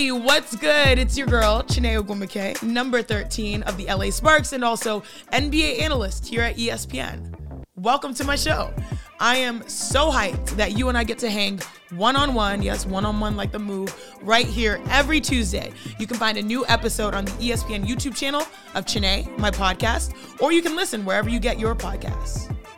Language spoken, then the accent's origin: English; Cypress, Texas, United States; Growing up in Cypress, Texas, watching Space Jam